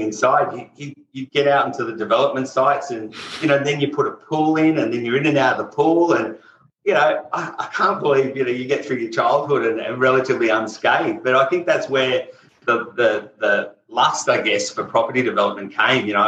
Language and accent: English; Sydney, New South Wales, Australia; Grew up out in a suburb called Castle Hill, which was out kind of back in those days.